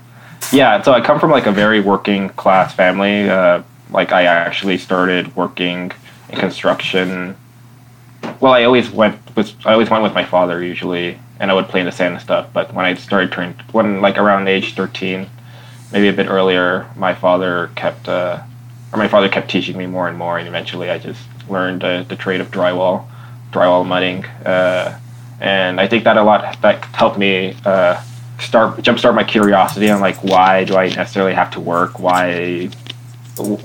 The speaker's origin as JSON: {"language": "English", "region": "North Texas", "country": "United States", "said": "I'm from North Texas"}